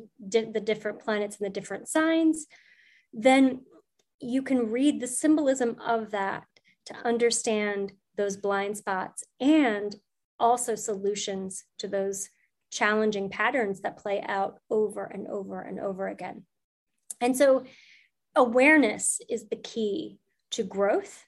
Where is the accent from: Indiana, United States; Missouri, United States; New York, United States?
Missouri, United States; St. Louis; I was at the St. Louis Public Library, which is where I'm from. I'm from St. Louis.